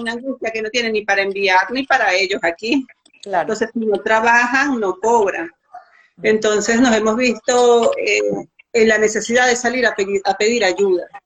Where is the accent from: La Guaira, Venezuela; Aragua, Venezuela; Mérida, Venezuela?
Mérida, Venezuela; now in Santiago, Dominican Republic; yo soy de Mérida